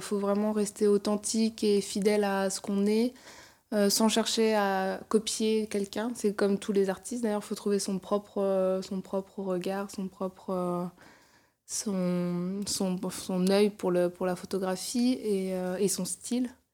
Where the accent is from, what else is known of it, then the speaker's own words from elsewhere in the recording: Chantilly, Hauts-de-France, France; moved away as an adult; also born or lived in Paris region; now in Paris, France; j'ai grandi dans, dans la région parisienne et dans l'Oise, donc près de Chantilly